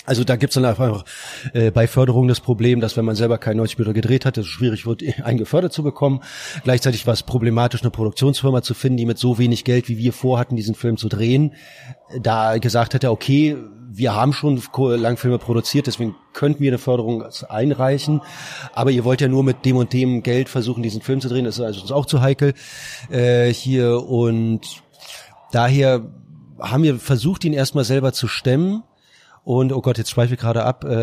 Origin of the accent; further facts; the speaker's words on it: Berlin, Germany; born there; also born or lived in Ludwigsburg; wir sind halt beide geborene Berliner und nachdem ich fünf Jahre im, äh, in, in Ludwigsburg studiert hatte, bin ich halt auch wiedergekommen